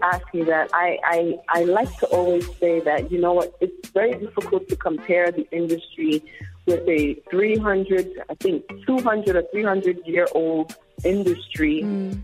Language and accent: English; New York City, New York, United States; I actually grew up in, in the Bronx